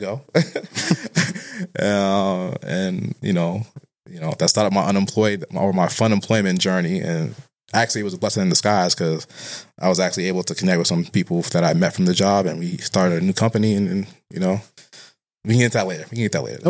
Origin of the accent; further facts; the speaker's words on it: Boston, Massachusetts, United States; I'm from Boston, but I'm particularly, uh, from a neighborhood called Roxbury